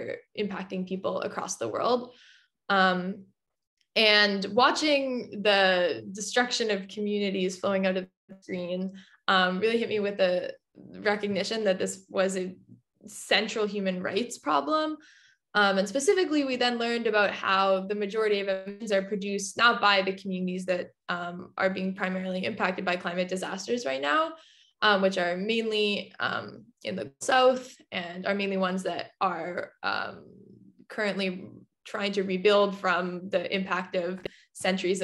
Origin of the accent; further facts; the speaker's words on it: Vancouver, British Columbia, Canada; I grew up in BC. I grew up in Vancouver